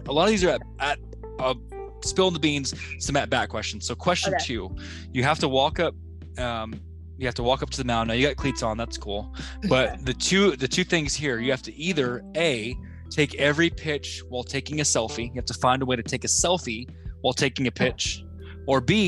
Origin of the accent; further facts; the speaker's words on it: Oklahoma, United States; We came from Oklahoma. That's our baby. We're from there